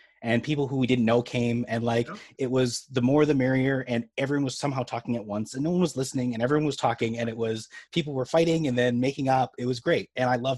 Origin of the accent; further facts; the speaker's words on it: Illinois, United States; now in Minnesota, United States; I grew up in Illinois